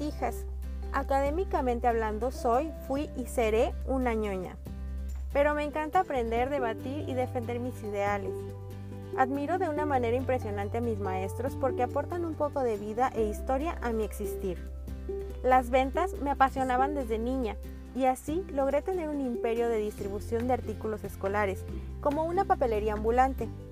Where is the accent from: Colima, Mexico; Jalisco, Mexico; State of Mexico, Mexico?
Jalisco, Mexico; Guadalajara; moved away as an adult; now in Puerto Vallarta, Mexico; Soy tapatía, aunque el destino me trajo a Puerto Vallarta ya hace más de 10 años